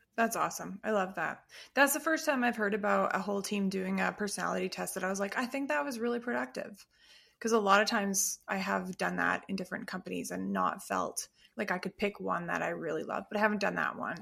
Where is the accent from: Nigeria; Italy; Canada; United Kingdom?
Canada; we're so Canadian